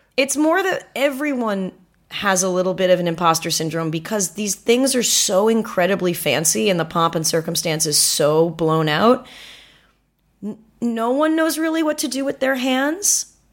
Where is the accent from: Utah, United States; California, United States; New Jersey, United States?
California, United States; Manhattan Beach; when I go home to Manhattan Beach, which is where I'm from, which is a beach